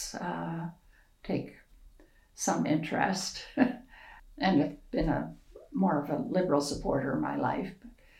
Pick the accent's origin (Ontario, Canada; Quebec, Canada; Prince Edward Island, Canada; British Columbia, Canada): Prince Edward Island, Canada; now in Alberta, Canada; where I grew up in Prince Edward Island